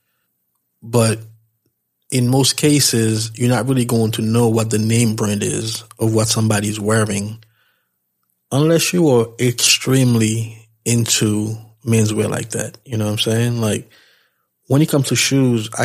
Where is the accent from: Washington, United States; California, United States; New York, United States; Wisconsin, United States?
New York, United States; being from New York, we always think that we know everything. I don't know if this is unique to New York, but as a New Yorker, I can definitely attest to that fact